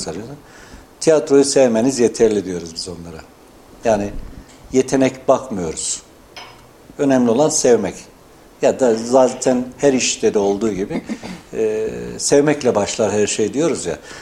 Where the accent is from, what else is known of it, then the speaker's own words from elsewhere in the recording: Yeşilhisar, Kayseri Province, Turkey; Kayseri Yeşilisar doğumluyum.